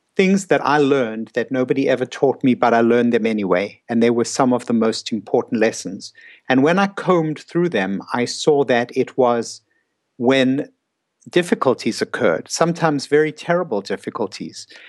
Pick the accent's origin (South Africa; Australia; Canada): South Africa; moved away as an adult; also born or lived in New York City; I came from South Africa. I was 26 years old. I went to uh, New York City to do my psychiatry residency